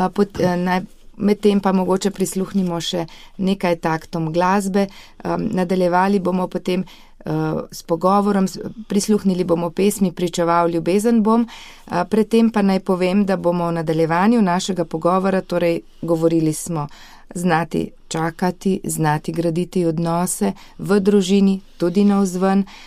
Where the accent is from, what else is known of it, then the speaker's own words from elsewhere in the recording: Slovenia; Slovenci smo dosti krat znani po tem